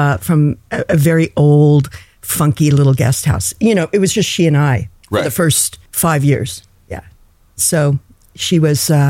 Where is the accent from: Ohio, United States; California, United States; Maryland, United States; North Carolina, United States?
California, United States; Los Angeles; also born or lived in Malibu; I was born in Hollywood.